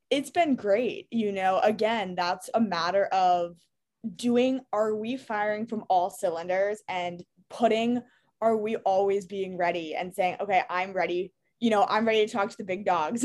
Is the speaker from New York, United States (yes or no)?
yes; New York City, New York, United States; I grew up in New York City.